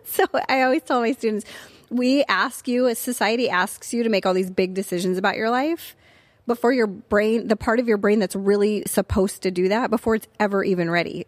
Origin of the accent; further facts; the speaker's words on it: Tustin, California, United States; also born or lived in Pensacola, Florida; I grew up in Tustin when it was fairly a small community